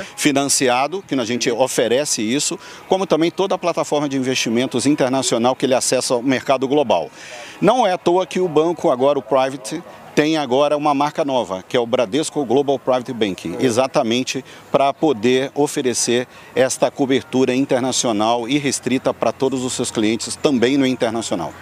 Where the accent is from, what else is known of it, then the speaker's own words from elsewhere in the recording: Muriaé, Minas Gerais, Brazil; now in São Paulo, Brazil; Eu tenho origem do interior, no interior de Minas Gerais, né, uhum. de uma é. cidade pequena chamada Muriaé